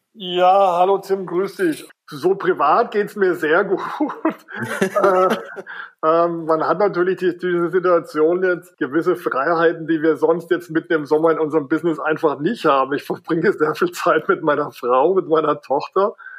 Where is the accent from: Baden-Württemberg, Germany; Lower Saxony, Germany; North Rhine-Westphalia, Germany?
Baden-Württemberg, Germany; Wertheim; ich stamme aus einer baden-württembergischen Kleinstadt, die heißt Wertheim